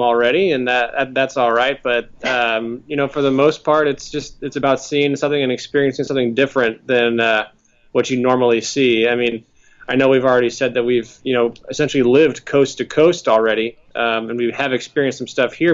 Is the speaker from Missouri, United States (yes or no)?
yes; St. Louis, Missouri, United States; moved away as an adult; also born or lived in Las Vegas, Nevada / Dallas, Texas; now in Washington D.C., United States; I grew up in St. Louis, Missouri. Spent the first 20 ish years of my life there